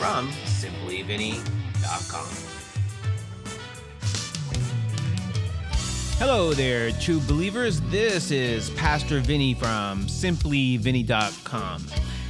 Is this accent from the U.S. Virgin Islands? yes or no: no; Canada; accent: Caucasian Canadian / American; now in United States; I was born and raised in Canada and moved to the United States